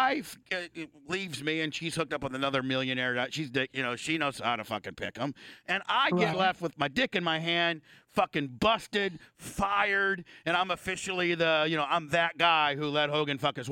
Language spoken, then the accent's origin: English; Indiana, United States; I'm a Hoosier. I'm a fucking Hoosier.